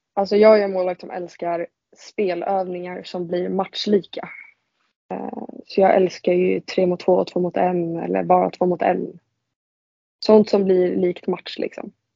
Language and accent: Swedish; Vendelsö, Stockholm County, Sweden; also born or lived in Nacka; jag spelade ju en säsong där när jag var liten i Vändelsö